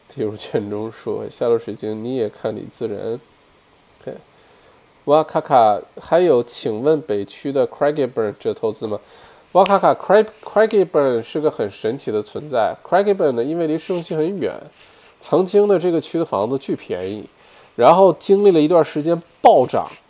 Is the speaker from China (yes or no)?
yes; Northeast China, China; now in Australia; 我们这一代八零后，对吧，小的时候在国内长大